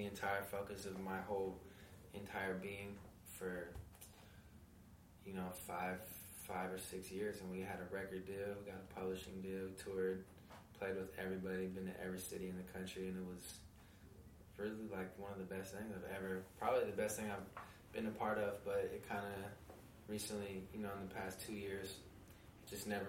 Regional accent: San Francisco, California, United States; also born or lived in Bay Area suburbs; I grew up in San Francisco

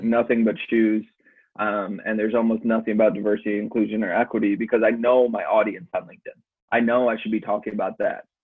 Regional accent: Chicago, Illinois, United States; moved away as an adult; also born or lived in Milwaukee; I grew up in Chicago. Um, parents moved us out to the suburbs

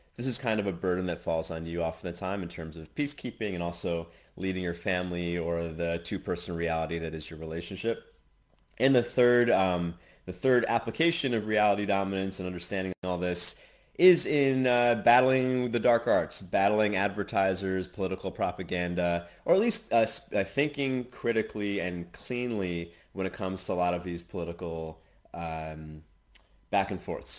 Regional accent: United States; moved away as an adult; now in Asia; I'm American, but I'm currently in Asia

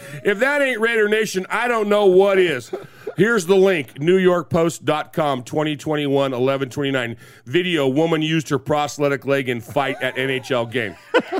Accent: New York, United States; now in Las Vegas, United States; the Golden Knights fan base was pretty lame and tame compared to where I am from New York State.

